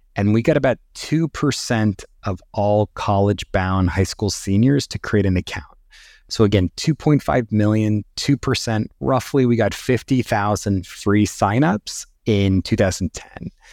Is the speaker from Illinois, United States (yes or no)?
no; Northern California, United States; also born or lived in New York City; I grew up in Northern California